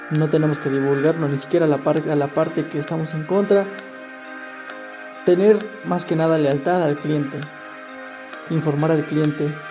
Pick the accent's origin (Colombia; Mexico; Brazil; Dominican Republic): Mexico; leal tanto para nuestra ley, para nuestro país, nuestra constitución, para todos aquellos principios como mexicanos que tenemos